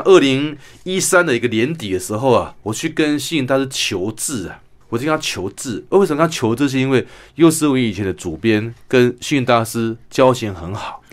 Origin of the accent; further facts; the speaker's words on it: Kinmen County, Taiwan; also born or lived in Sanchong, New Taipei; now in Taipei, Taiwan; 我来自金门